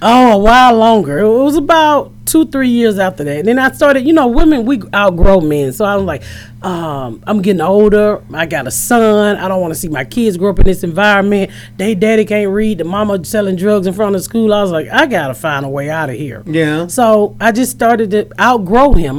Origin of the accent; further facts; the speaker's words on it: Atlanta, Georgia, United States; now in Indianapolis, United States; I'm originally from Atlanta. I live in Indianapolis now.